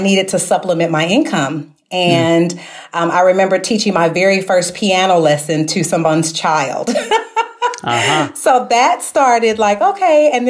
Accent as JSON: {"language": "English", "town": "St. Louis", "region": "Missouri", "country": "United States", "tie": "born or raised there", "said": "back home in my hometown of St. Louis, Missouri"}